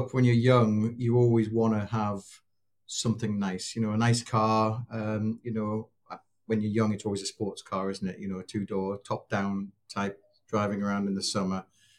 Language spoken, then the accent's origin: English; Newcastle, North East England, United Kingdom; also born or lived in London; So I grew up mainly in Newcastle. So born in London, parents were in the military. So we traveled around a bit. And most of my memories from 4 till I was 13 were probably Newcastle.